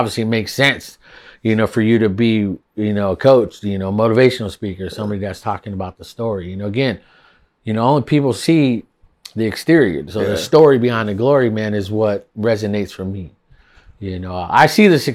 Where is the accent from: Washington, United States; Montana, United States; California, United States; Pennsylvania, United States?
Washington, United States; Seattle; also born or lived in Yakima; I'm originally from Seattle, Washington